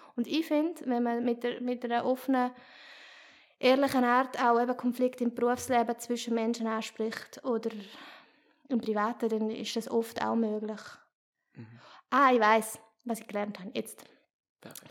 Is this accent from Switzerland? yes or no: yes; Chur, Graubünden, Switzerland; now in Basel, Switzerland; ich bin ja aus Chur